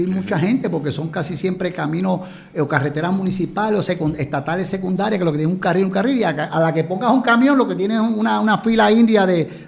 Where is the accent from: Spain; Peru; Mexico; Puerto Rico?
Puerto Rico; como puertorriqueños tratamos siempre de poner un granito de arena